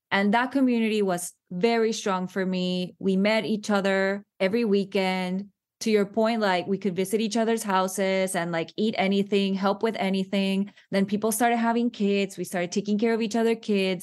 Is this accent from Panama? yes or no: yes; Panama; moved away as an adult; now in United States; I am from Panama. I was born and raised there.